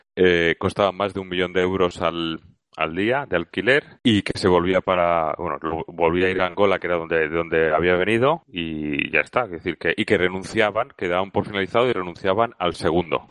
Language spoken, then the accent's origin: Spanish; Spain; desde España hoy como español